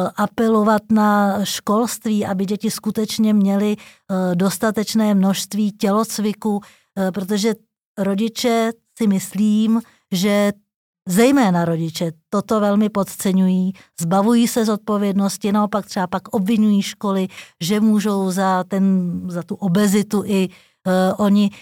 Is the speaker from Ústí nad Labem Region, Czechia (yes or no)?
no; Prague, Czechia; jsem Pražák, Narodila jsem se tady, žiju celý život v Praze